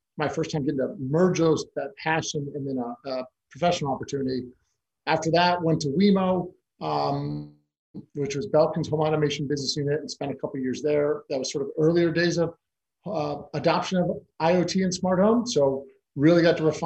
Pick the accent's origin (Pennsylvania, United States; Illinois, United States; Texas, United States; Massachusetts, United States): Illinois, United States; Chicago; also born or lived in Argentina / Italy / China / North Carolina; now in Los Angeles, United States; I'm originally born and raised in Chicago. I've lived now in the Los Angeles area for over 25 years